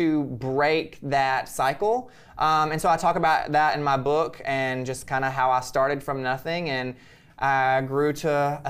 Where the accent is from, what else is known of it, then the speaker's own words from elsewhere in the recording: Birmingham, Alabama, United States; So, but I came from Alabama, Birmingham, Alabama.